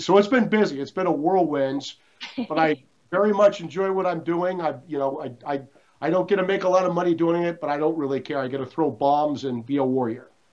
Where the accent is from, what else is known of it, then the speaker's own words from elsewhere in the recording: Des Moines, Iowa, United States; moved away as an adult; I'm from Iowa, um, from Des Moines, Iowa. My parents worked in public schools, uh, in bad public schools